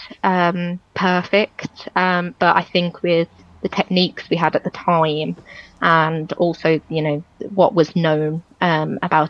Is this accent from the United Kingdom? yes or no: yes; Walsall, West Midlands, United Kingdom; I grew up in Walsall, Great Bar area, and I've lived there my entire life